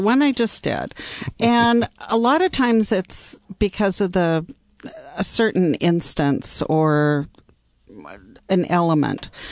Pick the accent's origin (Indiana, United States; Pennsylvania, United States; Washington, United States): Washington, United States; Seattle; moved away as an adult; also born or lived in New York / Bay Area / Chicago; I am from Seattle